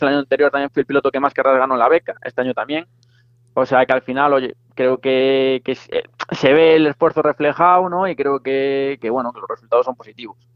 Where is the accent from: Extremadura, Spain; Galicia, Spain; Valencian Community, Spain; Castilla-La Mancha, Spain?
Galicia, Spain; Arteixo; somos los dos de Arteixo